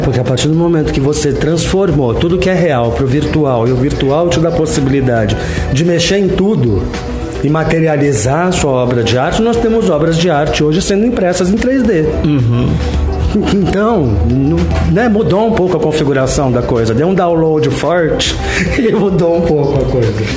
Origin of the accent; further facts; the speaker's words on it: São Paulo, Brazil; moved away as an adult; also born or lived in London; eu sou da Vila Mariana